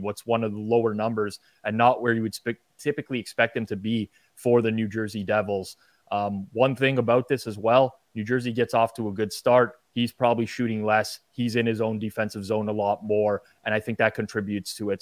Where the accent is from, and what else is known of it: Canada